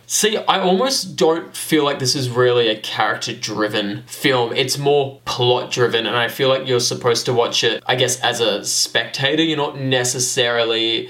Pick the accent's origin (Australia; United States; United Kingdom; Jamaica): Australia; we're Australian.